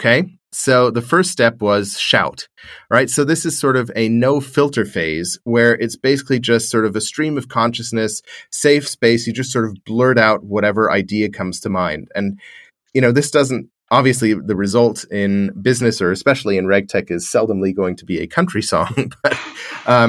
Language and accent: English; Australia; being an Australian